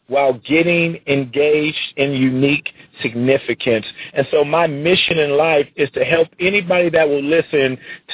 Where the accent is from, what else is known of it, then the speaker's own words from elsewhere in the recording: Compton, California, United States; I was born in Compton, California